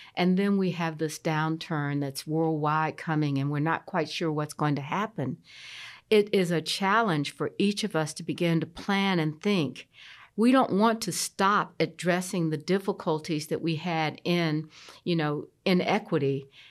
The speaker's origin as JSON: {"language": "English", "town": "Columbia", "region": "South Carolina", "country": "United States", "tie": "born or raised there", "moved": "yes", "lives_now": "Charlotte, United States", "said": "I grew up in Columbia, South Carolina"}